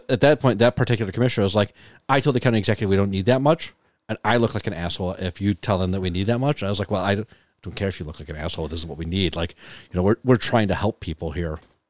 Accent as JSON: {"language": "English", "town": "Buffalo", "region": "New York", "country": "United States", "tie": "born or raised there", "said": "because I grew up in Buffalo and you know, we couldn't afford Sears"}